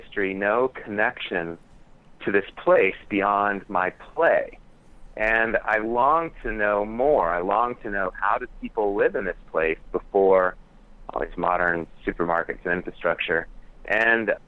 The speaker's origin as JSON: {"language": "English", "town": "Tucson", "region": "Arizona", "country": "United States", "tie": "born or raised there", "said": "I grew up here in Tucson, Arizona, so a dry land community"}